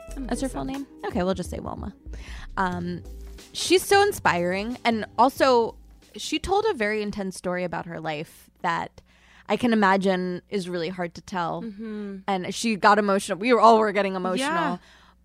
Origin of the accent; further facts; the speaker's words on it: New York, United States; We don't talk about this. Growing up on Long Island as a Jew, everyone